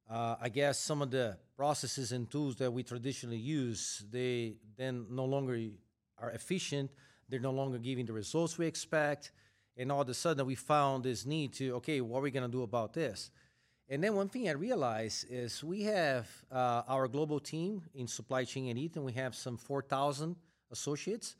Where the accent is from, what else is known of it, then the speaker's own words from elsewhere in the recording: Brazil; moved away as an adult; now in United States; I am originally from Brazil, where I started my career with Eaton. Then I got a chance to relocate to the U S